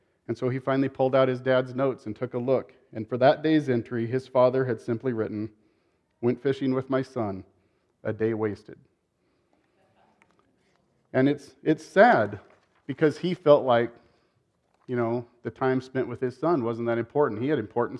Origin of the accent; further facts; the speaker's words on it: Eugene, Oregon, United States; moved away; I was born in Eugene, Oregon, and most of my family still lives there, including my parents